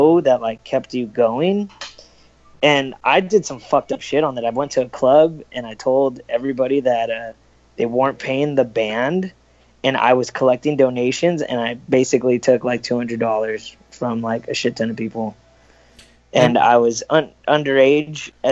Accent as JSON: {"language": "English", "town": "Los Angeles", "region": "California", "country": "United States", "said": "I'm from California, like Los Angeles, Orange County area."}